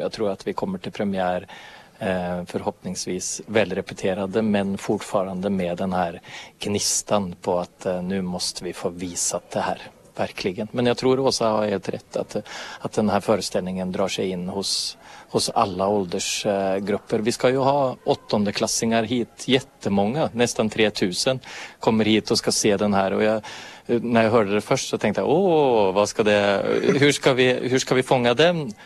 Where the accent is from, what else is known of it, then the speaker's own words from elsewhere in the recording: Norway; moved away; also born or lived in Finland; som norrman